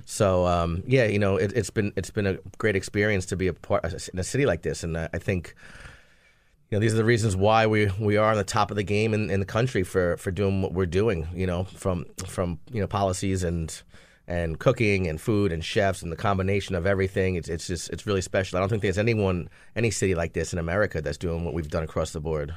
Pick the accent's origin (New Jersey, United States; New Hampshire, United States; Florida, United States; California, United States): New Jersey, United States; moved away; I was from New Jersey